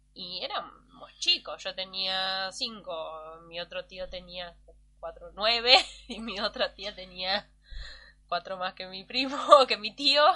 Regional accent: Mar del Plata, Buenos Aires Province, Argentina; Cuando yo me mudé a Mar del Plata y todos los pibes del barrio nos juntábamos a jugar

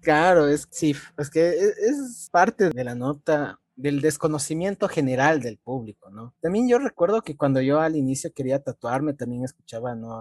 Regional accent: Ecuador; como ecuatorianos

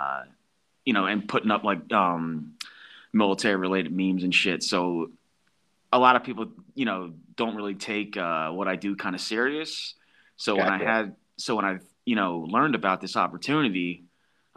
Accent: Philadelphia, Pennsylvania, United States; moved away as an adult; also born or lived in New Jersey / Virginia; growing up around the East Coast in that area, New Jersey, Northeast Philly

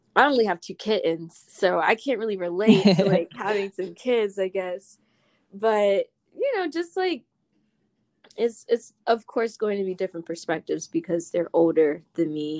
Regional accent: Winston-Salem, North Carolina, United States; I'm from Winston, North Carolina.

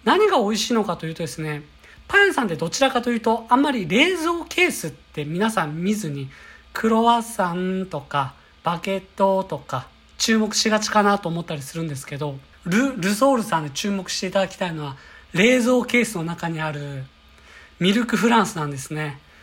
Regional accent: Kyoto, Japan; now in Tokyo, Japan; 私は京都出身で地方から来た人間

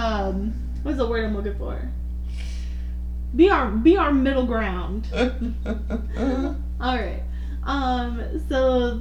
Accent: United States; I'm American

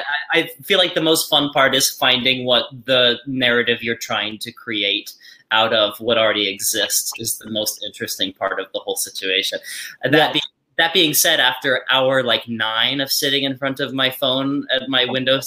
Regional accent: McKinney, Texas, United States; moved away as an adult; also born or lived in Ann Arbor, Michigan; now in New York, United States; McKinney, Texas.

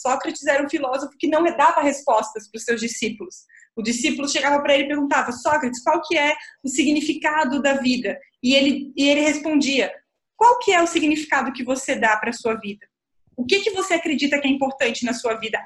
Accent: Florianópolis, Santa Catarina, Brazil; eu nasci em Florianópolis, a Ilha da Magia

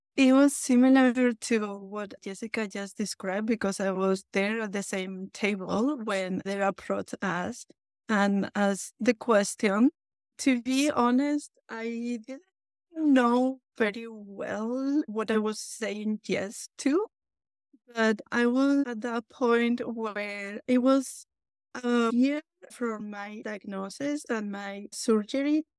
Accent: Basque Country, Spain; English is a second language; moved away; as you might tell by my accent, I was born in Basque Country, northern Spain.

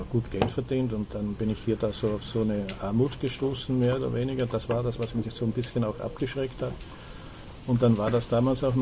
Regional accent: Salzburg, Austria; Ja, ich, äh, ich, also ich bin Österreicher.

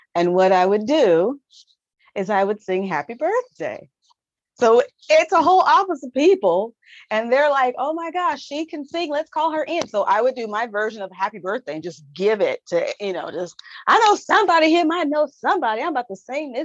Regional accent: Southern California, United States; I am from Southern California. So I've only ever lived about 2 hours away from

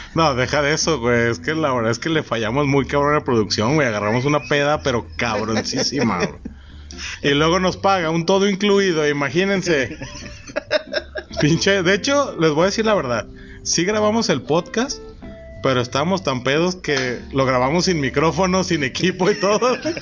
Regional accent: Mexico; como buen mexicano naco

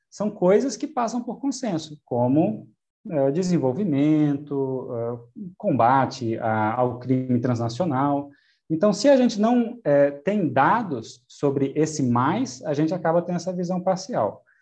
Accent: Brazil; nós aqui, aqui né, como brasileiros

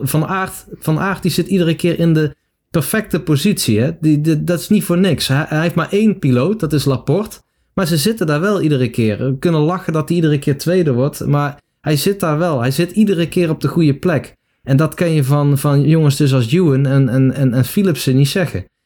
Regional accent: Netherlands

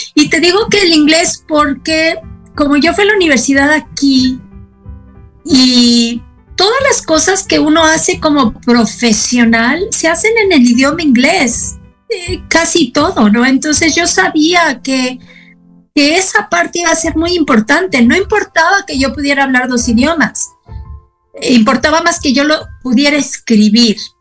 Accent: Mexico City, Mexico; first language Spanish; moved away as an adult; also born or lived in Austin, Texas; now in El Paso, United States; Yo era la chilanga

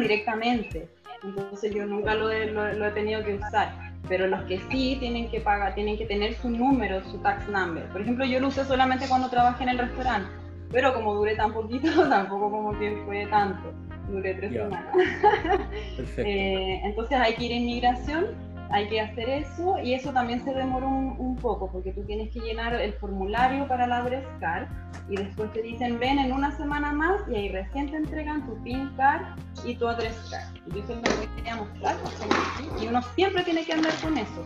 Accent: Chile; moved away as an adult; now in Budapest, Hungary; yo salí de Chile a los 34 a vivir la experiencia afuera

